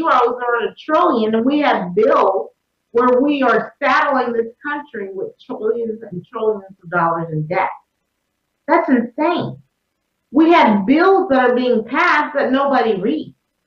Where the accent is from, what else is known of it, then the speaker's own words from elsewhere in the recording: Texas, United States; I'm from Texas